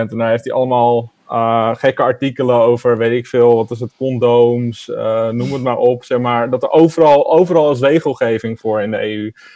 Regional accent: Netherlands; als Nederlander

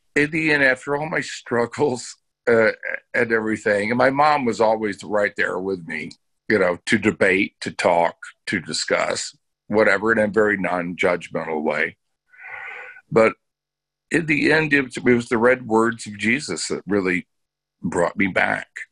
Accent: Bellaire, Texas, United States; I grew up in Texas, a Southern Baptist

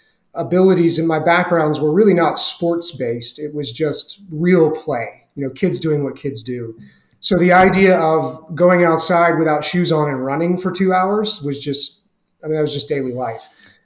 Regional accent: Southeast, United States; I grew up in the Southeast. I bounced around a lot as a kid because my dad was in the Navy, and everywhere we ended up living was generally pretty rural

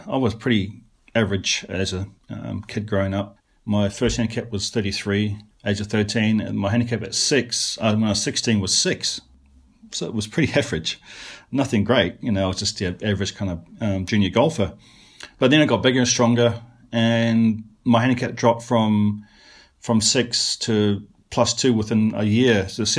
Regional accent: Hawera, Taranaki, New Zealand; moved away as an adult; also born or lived in Brighton, England; a young kid growing up in New Zealand

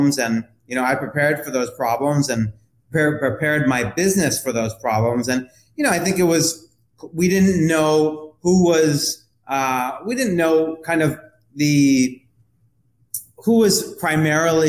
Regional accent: New York City, New York, United States; I was raised in Manhattan's Greenwich Village

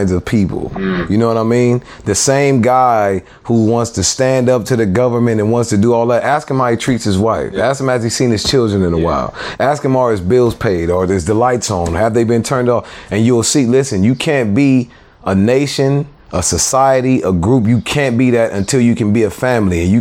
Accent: Lynwood, California, United States; I grew up Linwood, man. The corner of Carlin Ave and Bullis.

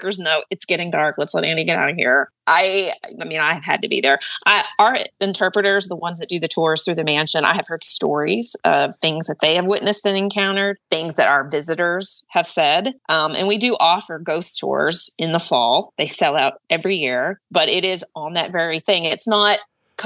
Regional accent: Oklahoma, United States; now in Nashville, United States; I'm from Oklahoma.

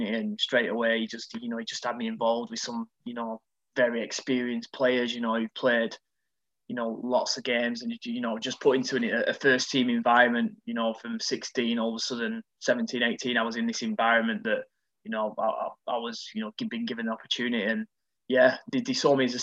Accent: Preston, North West England, United Kingdom; From 8 to 16, I was at my hometown called Preston

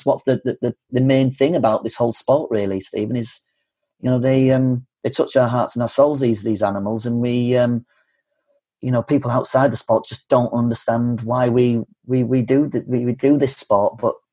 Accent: Yorkshire and the Humber, United Kingdom; growing up in North Yorkshire, you don't go to film school.

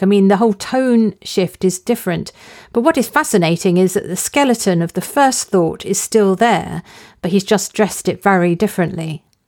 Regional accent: near Epping Forest, on the edge of London, East of England, United Kingdom; I grew up near Epping Forest. It's a large, publicly owned forest on the edge of London.

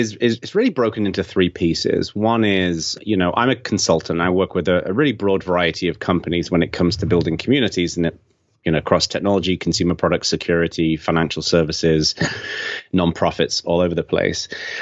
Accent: England, United Kingdom; accent: Englishman living in America; now in United States; I'm from England, although a lot of people think that I'm from Australia because I've got this weird Englishman living in America accent, which is kind of, fusing into something a bit odd. I was born in the north of England and I was raised in southern England

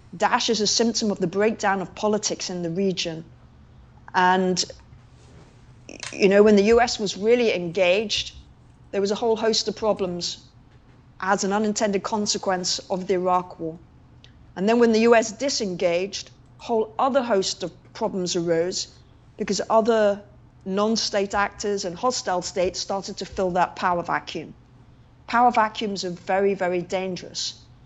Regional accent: London, United Kingdom; I was born in London

